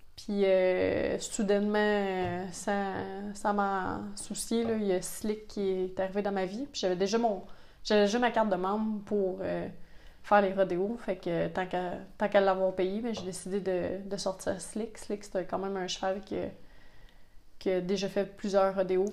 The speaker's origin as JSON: {"language": "French", "town": "Sainte-Sophie-d'Halifax", "region": "Quebec", "country": "Canada", "tie": "born or raised there", "said": "je suis né dans ce village-là, puis c'est ça, maintenant j'y habite"}